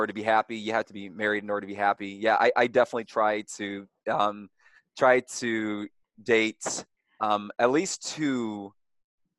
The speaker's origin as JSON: {"language": "English", "town": "Louisville", "region": "Kentucky", "country": "United States", "tie": "born or raised there", "said": "I am from Louisville, Kentucky, born and raised"}